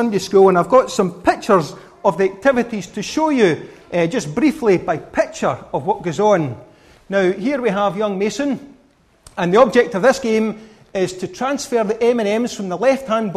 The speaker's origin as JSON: {"language": "English", "region": "Scotland", "country": "United Kingdom", "said": "I'm a Scotsman"}